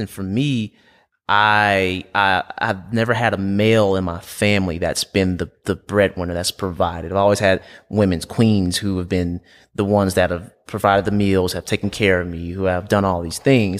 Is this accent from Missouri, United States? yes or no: no; Aiken, South Carolina, United States; I'm from Aiken, South Carolina, about two hours from here